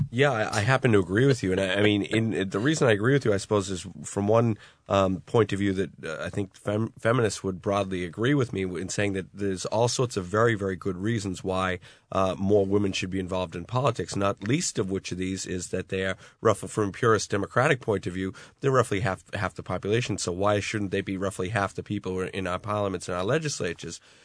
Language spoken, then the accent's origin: English; Boston, Massachusetts, United States; now in Ireland; the drinking culture I grew up in in the Boston area